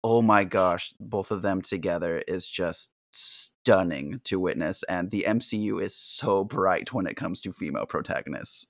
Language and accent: English; San Diego, California, United States; Growing up in San Diego, my family were huge Charger fans